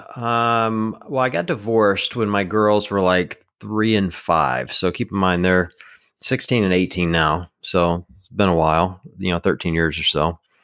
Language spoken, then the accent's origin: English; the South, United States; I grew up in the South